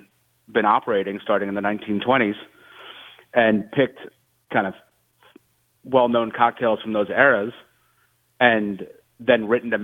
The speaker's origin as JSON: {"language": "English", "region": "Southern Connecticut", "country": "United States", "tie": "born or raised there", "also_born_or_lived": "Tennessee", "moved": "as an adult", "lives_now": "New Orleans, United States", "said": "I grew up in Southern Connecticut."}